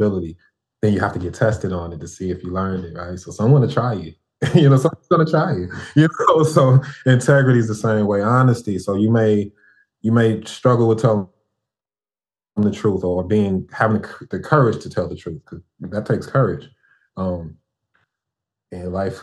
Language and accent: English; Chicago, Illinois, United States; moved away as an adult; now in Houston, United States; I'm from Chicago and I love Chicago